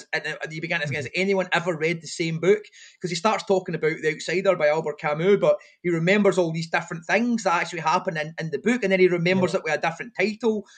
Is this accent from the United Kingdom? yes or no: yes; Airdrie, Scotland, United Kingdom; when I was growing up in Airdrie